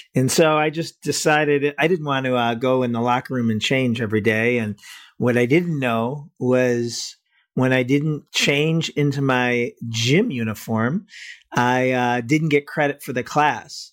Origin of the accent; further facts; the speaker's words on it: Cleveland, Ohio, United States; I'm from Cleveland